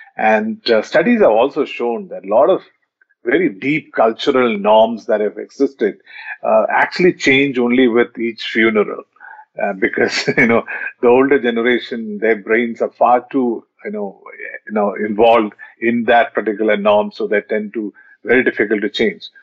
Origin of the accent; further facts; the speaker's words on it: Kolkata, West Bengal, India; when i growing up in Calcutta uh, in the initial, in the early 90s